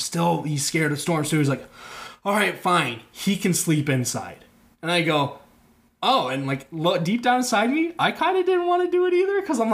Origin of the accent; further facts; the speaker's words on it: Okoboji, Iowa, United States; I'm from Okoboji.